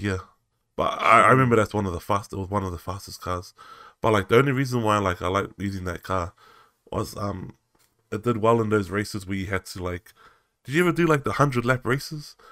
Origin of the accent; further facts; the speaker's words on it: New Zealand; growing up in New Zealand